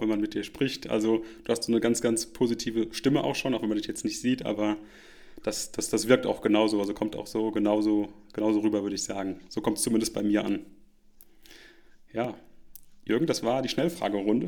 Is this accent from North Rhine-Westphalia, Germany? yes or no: no; Rhineland-Palatinate, Germany; moved away; meine Heimat zurückdenke, kleiner Ort in Rheinland-Pfalz